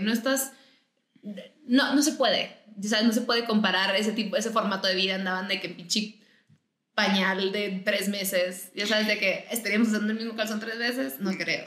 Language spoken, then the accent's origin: Spanish; Mexicali, Baja California, Mexico; moved away as an adult; yo soy de Mexicali. Eh, yo estuve en Mexicali hasta los 18 años, fue cuando salí